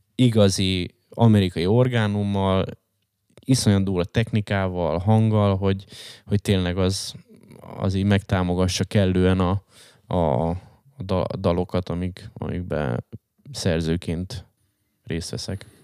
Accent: Hungary; én vagyok egyedüli magyarként

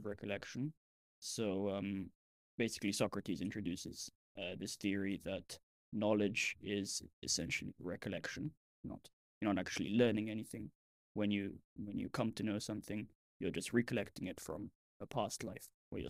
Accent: Milan, Lombardy, Italy; moved away; I'm from Milan.

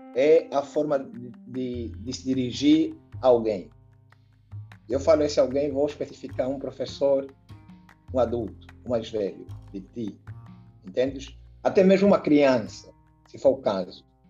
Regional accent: Angola; now in Brazil; Sou angolano e estudante do curso de Engenharia de Produção da UFOB

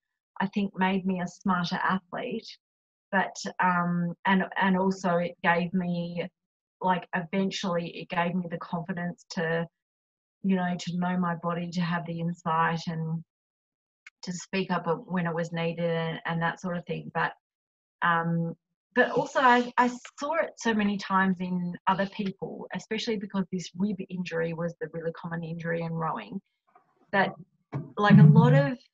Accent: Australia; accent: Australian; my accent

